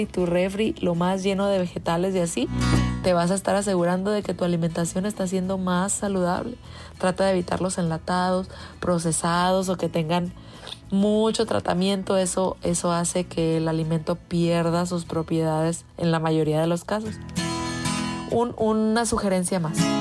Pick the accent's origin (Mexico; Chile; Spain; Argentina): Mexico; los que somos mexicanos